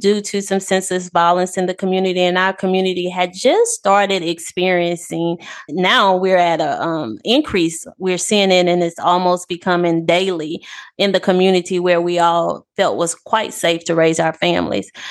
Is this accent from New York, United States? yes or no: no; Pass Christian, Mississippi, United States; also born or lived in Gulfport, Mississippi; I'm a native of Past Christian